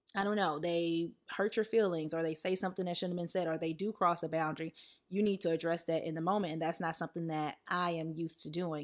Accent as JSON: {"language": "English", "region": "the South", "country": "United States", "tie": "born or raised there", "moved": "yes", "said": "growing up in the South"}